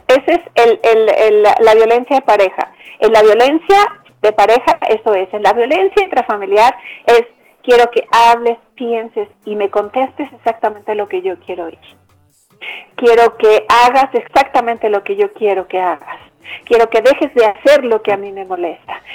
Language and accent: Spanish; Mexico; now in Bogotá, Colombia; yo soy mexicana y en mi país